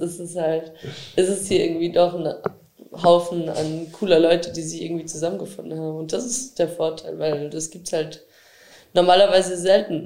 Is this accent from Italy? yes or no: no; Austria; now in Germany; ich komme aus Österreich